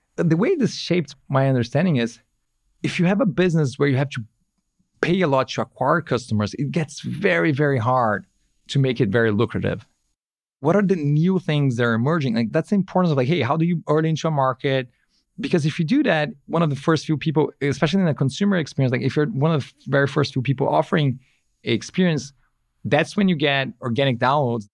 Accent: São Paulo, Brazil; moved away as an adult; now in Bay Area, United States; living in the Bay Area is a lot better than living in, in São Paulo, where I grew up.

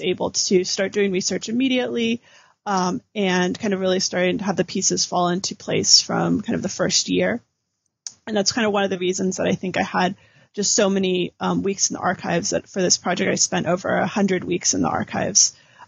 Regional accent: California, United States; So I'm originally from California

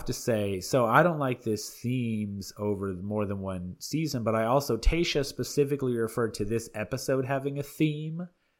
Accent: the South, United States; accent: Southern; now in Alabama, United States; As a born and raised Southerner, I can do the accent.

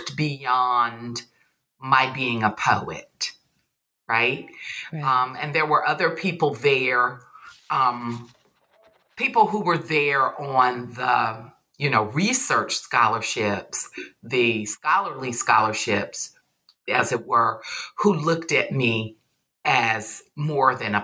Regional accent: Deep South, United States; I'm from the Deep South, and, you know, I'm just not raised to be calling older people, you know, by their first name

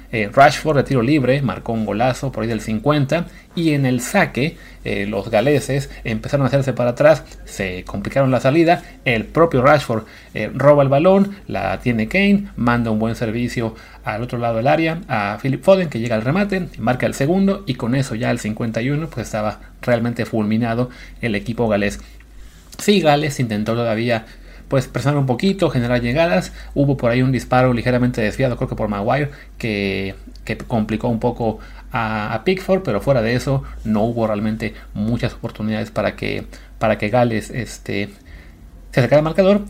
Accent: Mexico; siendo mexicanos

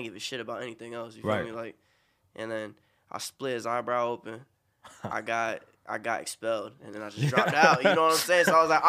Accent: Lake Park, Florida, United States; also born or lived in Bronx, New York; I was born in the Bronx, and I moved from the Bronx when I was like 7 to Lake Park.

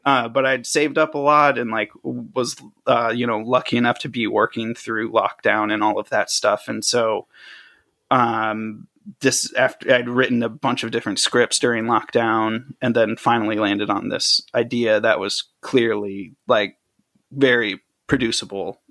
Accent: a suburb an hour south of Chicago, Illinois, United States; moved away as an adult; also born or lived in Tennessee / Maryland; now in Los Angeles, United States; I grew up for most of my, like, teenage life, uh, in Illinois, a suburb, like, an hour south of Chicago

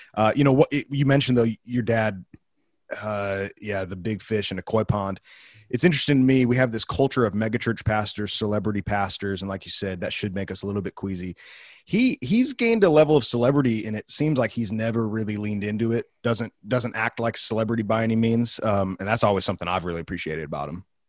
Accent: Wheaton, Illinois, United States; an alumnus of the school in my hometown, Wheaton College

